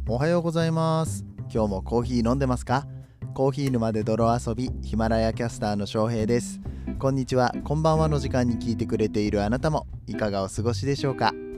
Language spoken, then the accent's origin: Japanese; Kobe, Hyogo, Japan; 僕は神戸の人間なんで